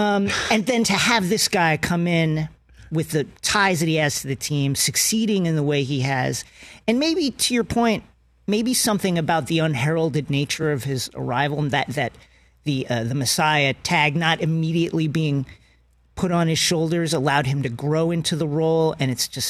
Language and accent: English; Queens, New York, United States; also born or lived in Long Island / Bethpage; I'm from New York. I'm from Queens and Long Island, Bayside, and then Bethpage.